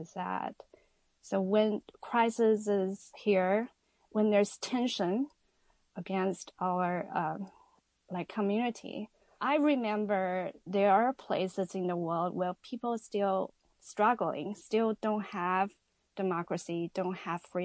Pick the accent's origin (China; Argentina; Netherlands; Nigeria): China; Wuhan, Hubei; moved away as an adult; also born or lived in Astoria, Queens, New York; now in New York, United States; I'm originally from Wuhan, but for the past 17 years, I've been living in the U.S.